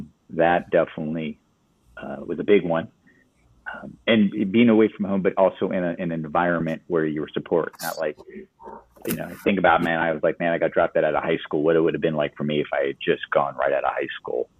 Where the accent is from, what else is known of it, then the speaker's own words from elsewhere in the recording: California, United States; moved away as an adult; I came from California